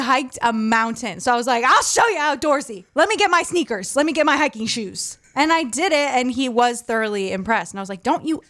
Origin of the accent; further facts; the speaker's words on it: Maine, United States; But so I grew up obviously in Maine